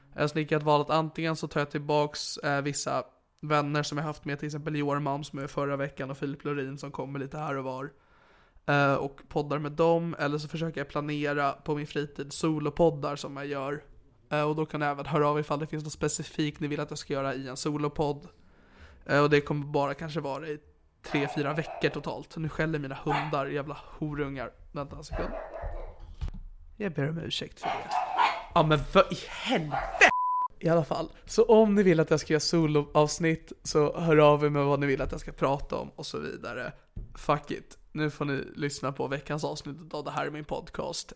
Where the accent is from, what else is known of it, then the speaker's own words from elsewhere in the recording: Sigtuna, Stockholm County, Sweden; i min hemstad Sigtuna